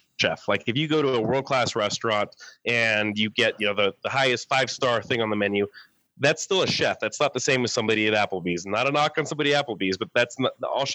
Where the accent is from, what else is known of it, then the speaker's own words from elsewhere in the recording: New Mexico, United States; also born or lived in Dallas; I am from New Mexico originally